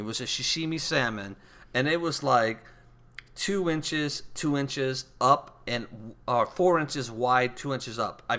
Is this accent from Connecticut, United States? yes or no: no; California, United States; moved away; I come from California